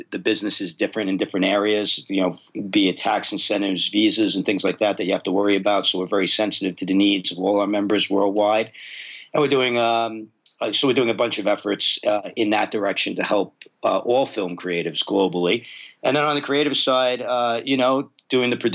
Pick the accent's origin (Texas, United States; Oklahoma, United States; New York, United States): New York, United States; New York City; moved away; I am a native New Yorker. I'm Brooklyn and Staten Island, spent most of my life in New York